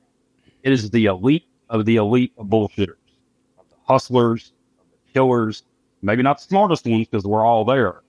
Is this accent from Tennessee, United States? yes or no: yes; Memphis, Tennessee, United States; I grew up here in Memphis